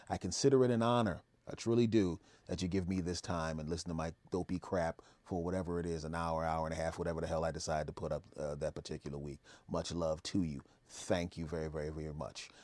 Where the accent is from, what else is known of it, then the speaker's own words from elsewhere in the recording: Philadelphia, Pennsylvania, United States; I was raised in Philadelphia